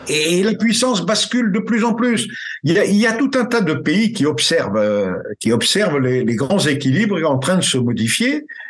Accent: France; chez nous en France

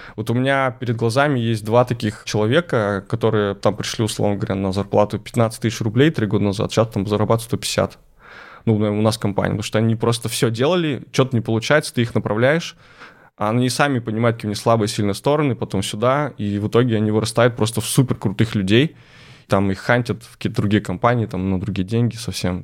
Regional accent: Lysva, Perm Krai, Russia; Лысьва. Это мой родной город, крошечный город э, в Пермской области

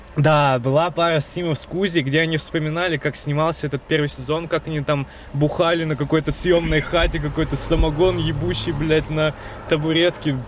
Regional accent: Blagoveshchensk, Amur Oblast, Russia; moved away; моего родного города Благовещенска

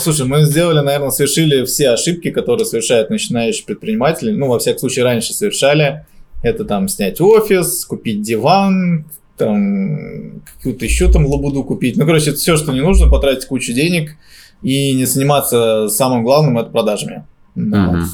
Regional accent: Moscow, Russia; я здесь родился на Сухаревской

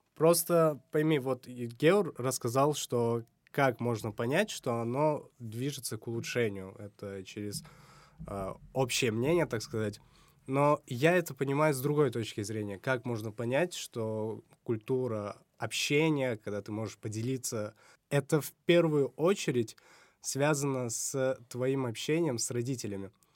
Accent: Samarkand, Samarqand Region, Uzbekistan; у себя в родном городе

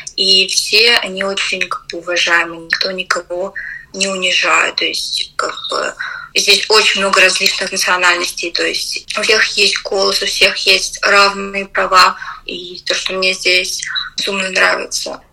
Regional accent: Russia; moved away as an adult; now in United Kingdom; я из России

